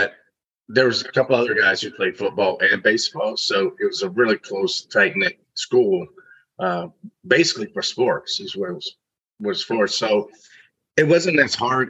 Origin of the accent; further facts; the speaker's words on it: Virginia, United States; I grew up in Virginia